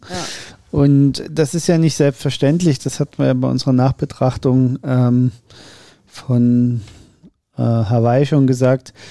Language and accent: German; Germany; wir immer so rot verwöhnt sind als Deutsche